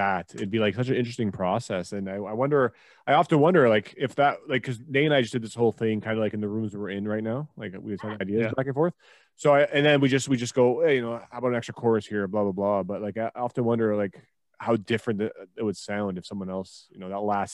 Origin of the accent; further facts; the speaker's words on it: Toronto, Ontario, Canada; I'm from Toronto